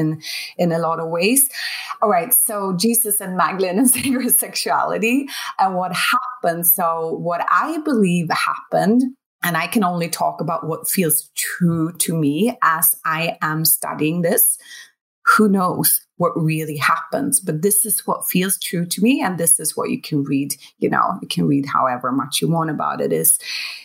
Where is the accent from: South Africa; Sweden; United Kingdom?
Sweden; I'm from Sweden